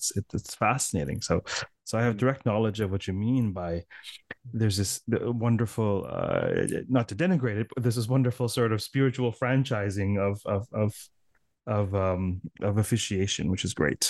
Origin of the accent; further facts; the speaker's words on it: Toronto, Ontario, Canada; I said, I'm from Toronto.